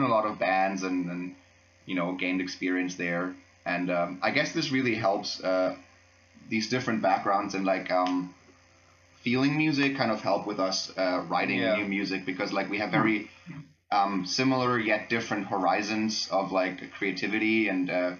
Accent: Freiburg, Baden-Württemberg, Germany; English is a second language; I'm actually from Freiburg, so I'm from here

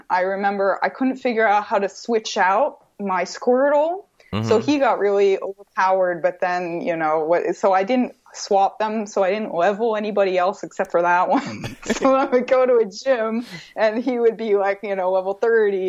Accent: Vermont, United States; I grew up in Vermont

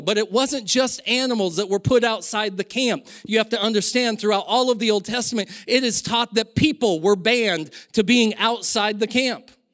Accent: Silver Valley, Idaho, United States; When I was younger, growing up in the Silver Valley

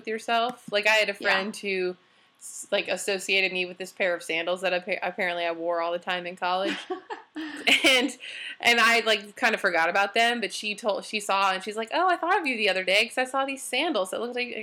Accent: Illinois, United States; I'm from Illinois

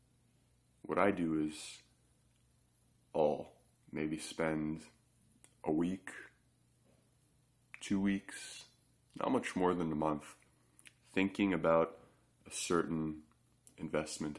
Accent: Canada; I'm Canadian

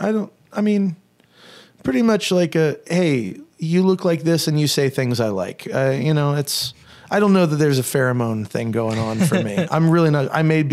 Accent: Gainesville, Florida, United States; moved away; I don't mean to disparage my hometown. … is from there

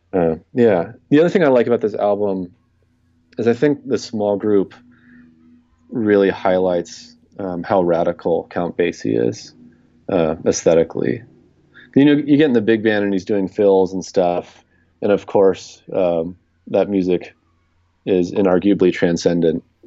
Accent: Southern California, United States; moved away as an adult; also born or lived in Rochester; now in New York City, United States; I grew up in Southern California

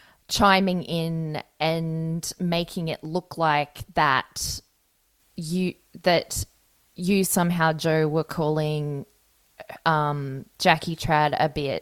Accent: Brisbane, Queensland, Australia; now in Melbourne, Australia; I am from Brisbane originally

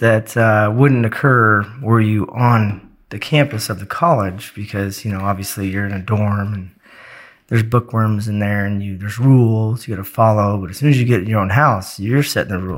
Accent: Oregon, United States; moved away as an adult; also born or lived in Florida / Georgia / Arizona / Germany; now in North Carolina, United States; I moved from Oregon originally, straight out of high school to Florida

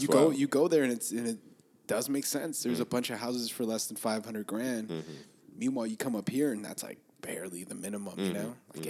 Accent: Los Angeles, California, United States; I grew up in East

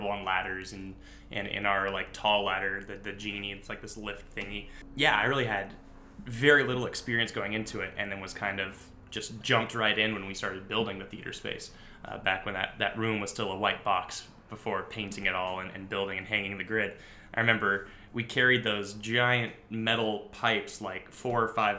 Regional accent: California, United States; moved away as an adult; I did Ophelia stuff in California. I did theater in high school

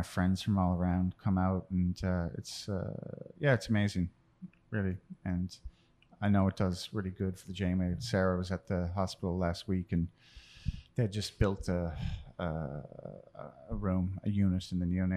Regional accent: Newfoundland and Labrador, Canada; born or raised there; moved away as an adult; also born or lived in Chicago

